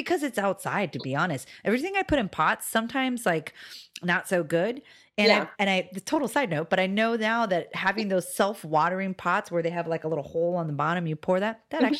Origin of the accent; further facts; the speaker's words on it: Hawaii, United States; moved away; I'm from Hawaii